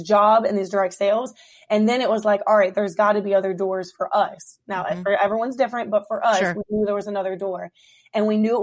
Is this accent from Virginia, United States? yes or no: yes; Hampton, Virginia, United States; moved away as an adult; now in Woodbridge, United States; I was born and raised in Hampton Roads.